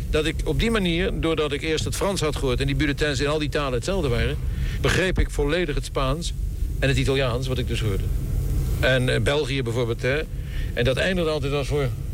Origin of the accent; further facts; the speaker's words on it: The Hague, South Holland, Netherlands; also born or lived in Zandvoort; Ik ben geboren in Scheveningen